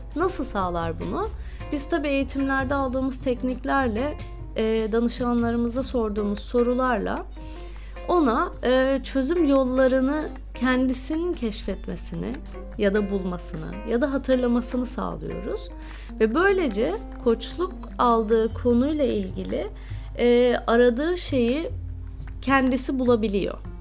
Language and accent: Turkish; İzmir, Turkey; moved away as an adult; also born or lived in Balıkesir / Istanbul; now in United Kingdom; ilk 18 yılımı İzmir'de yaşadım